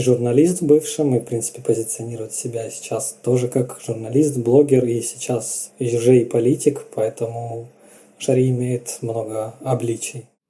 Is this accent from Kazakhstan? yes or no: no; Eastern Ukraine, Ukraine; Я как человек из Восточной Украины